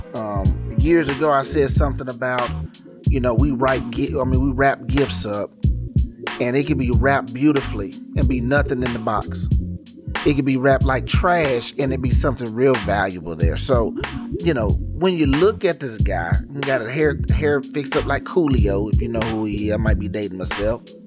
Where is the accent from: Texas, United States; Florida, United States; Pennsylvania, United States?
Texas, United States; Garland; I'm from Dallas, Texas. Um, that's the major city, DF Dub. Little suburb called Garland. East Garland to be exact